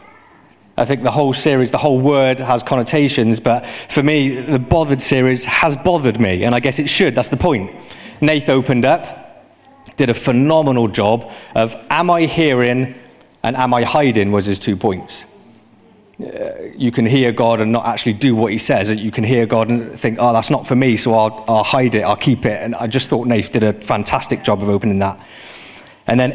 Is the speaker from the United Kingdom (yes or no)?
yes; United Kingdom; I'm British